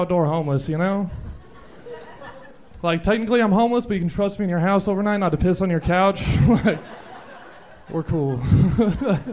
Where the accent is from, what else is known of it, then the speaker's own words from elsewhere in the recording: Utah, United States; moved away; also born or lived in San Diego; I grew up in Utah